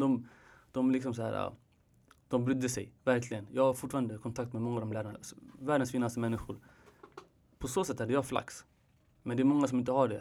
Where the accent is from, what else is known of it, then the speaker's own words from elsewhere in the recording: Sweden; jag är född här